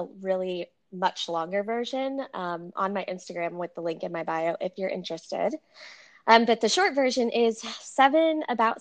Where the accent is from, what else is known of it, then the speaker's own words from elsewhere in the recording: Central Texas, United States; also born or lived in California; Born and raised in Central Texas